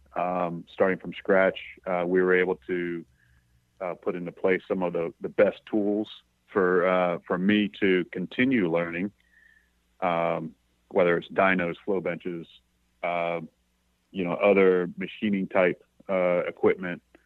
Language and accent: English; East Coast, United States; moved away; I'm from the East Coast